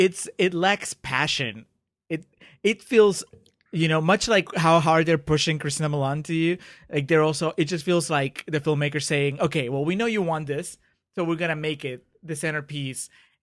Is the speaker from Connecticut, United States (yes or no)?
no; Brooklyn, New York, United States; Do you dance? I'm from Brooklyn. That's it.